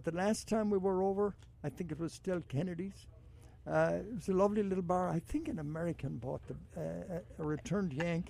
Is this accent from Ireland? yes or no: yes; Ballina, Connacht, Ireland; My hometown.